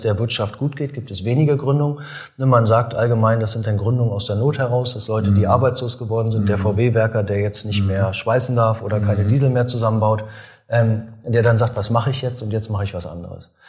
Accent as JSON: {"language": "German", "country": "Germany", "also_born_or_lived": "Münster / Berlin", "moved": "yes", "said": "ich komme ja aus dem Osten"}